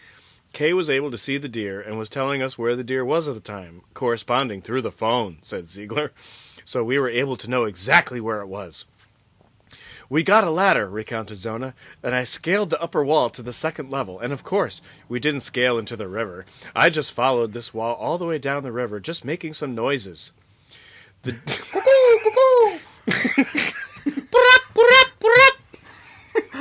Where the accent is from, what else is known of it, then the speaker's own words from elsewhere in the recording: Rochester, New York, United States; my hometown, your former hometown, right here in Rochester, New York